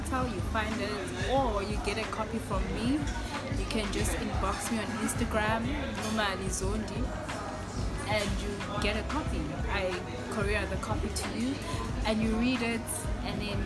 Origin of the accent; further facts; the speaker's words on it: Inanda, KwaZulu-Natal, South Africa; I'm from Inanda, there are a lot of shacks around